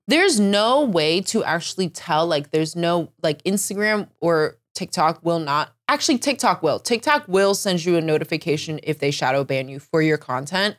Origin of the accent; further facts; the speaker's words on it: Northern Virginia, United States; moved away as an adult; now in Seattle, United States; I, I never really liked Northern Virginia growing up, but the older I get, the more I'm, like, missing it.